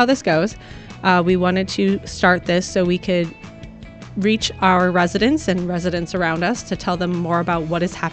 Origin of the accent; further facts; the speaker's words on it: Oneida, New York, United States; moved away as an adult; I grew up in Oneida, you know, went to high school